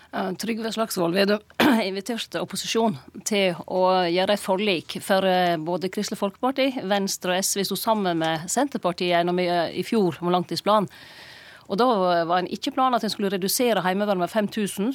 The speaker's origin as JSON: {"language": "Norwegian", "town": "Lærdal", "region": "Vestland", "country": "Norway", "said": "der jeg var hjemme i Lærdal"}